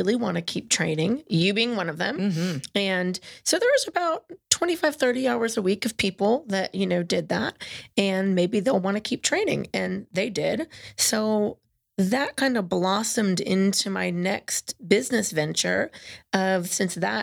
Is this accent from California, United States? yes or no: yes; California, United States; moved away; I'm from California